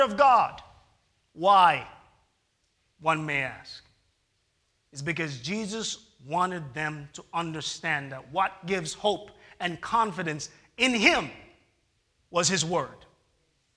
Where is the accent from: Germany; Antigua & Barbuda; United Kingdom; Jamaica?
Jamaica; moved away; I am a Jamaican